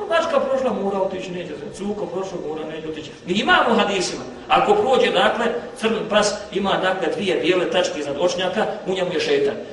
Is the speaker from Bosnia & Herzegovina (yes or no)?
yes; Bosnia & Herzegovina; kod nas u Bosni